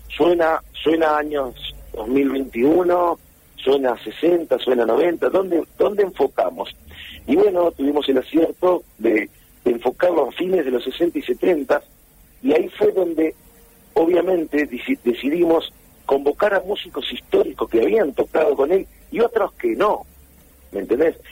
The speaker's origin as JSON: {"language": "Spanish", "town": "Junín", "region": "Buenos Aires Province", "country": "Argentina", "moved": "as an adult", "said": "yo soy de Junín, provincia de Buenos Aires"}